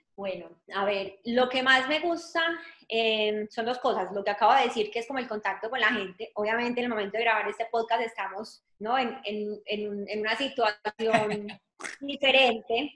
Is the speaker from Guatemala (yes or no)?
no; Colombia; moved away as an adult; now in Atlanta, United States; soy colombiana, hace 15 años vivo en Atlanta.